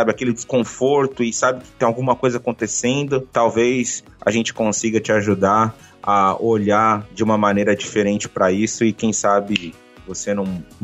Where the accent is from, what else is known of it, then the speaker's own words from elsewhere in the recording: Bahia, Brazil; now in Japan; É porque eu sou baiano, sabe, Oxente? Então, nasci na Bahia